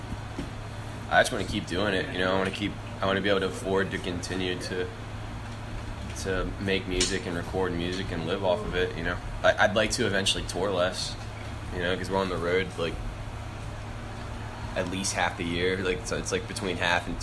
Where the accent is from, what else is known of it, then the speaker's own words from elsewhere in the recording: Annapolis, Maryland, United States; I'm from Annapolis, Maryland.